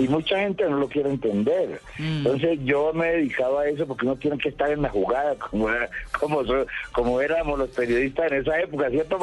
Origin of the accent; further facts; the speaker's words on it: Cali, Valle del Cauca, Colombia; also born or lived in Buenaventura; now in Bogotá, Colombia; yo soy caleño